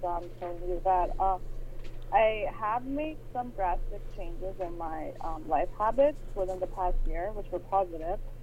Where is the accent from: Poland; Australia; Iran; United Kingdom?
Iran; moved away as an adult; I grew up in Iran, and I moved here a few years back.